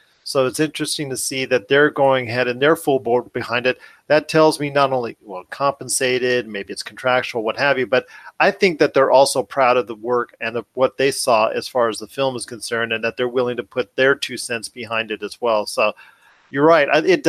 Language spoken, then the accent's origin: English; Torrance, California, United States; an area that I'm familiar with when I grew up in Torrance, California.